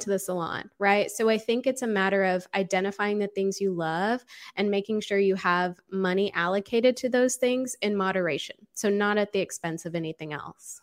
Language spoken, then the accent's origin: English; Austin, Texas, United States; moved away as an adult; also born or lived in Los Angeles, California; I grew up in Austin, Texas. I was born and raised here